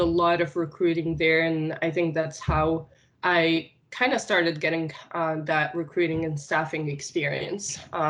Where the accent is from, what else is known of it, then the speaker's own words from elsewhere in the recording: Tunisia; first language Arabic; English is a second language; moved away as an adult; also born or lived in Nice, France; I am originally born and raised in Tunisia